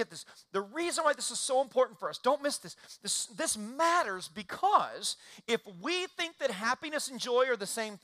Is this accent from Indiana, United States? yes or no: yes; Indiana, United States; I grew up in Indiana